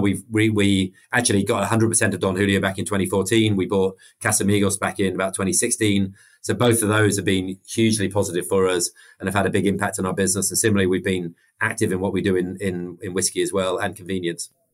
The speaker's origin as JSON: {"language": "English", "country": "United Kingdom", "also_born_or_lived": "Mexico", "accent": "British", "said": "everyone can tell I'm I'm British from my my accent"}